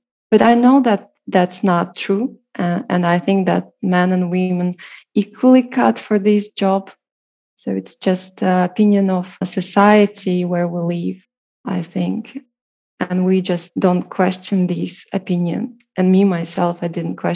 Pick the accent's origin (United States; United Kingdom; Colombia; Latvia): Latvia; Riga; I'm from Riga.